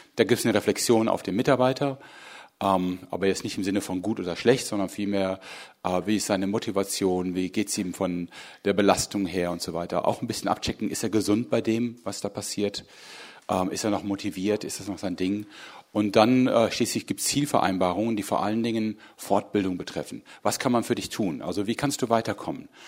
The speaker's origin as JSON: {"language": "German", "town": "Hagen", "region": "North Rhine-Westphalia", "country": "Germany", "tie": "born or raised there", "moved": "as an adult", "lives_now": "Berlin, Germany", "said": "ich bin hier ganz in der Nähe aufgewachsen. Ich komme eigentlich ursprünglich aus Hagen."}